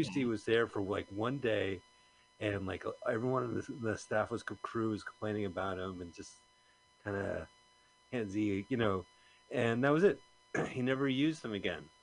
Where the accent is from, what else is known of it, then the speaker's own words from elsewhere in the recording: Montclair, New Jersey, United States; We're from Montclair, New Jersey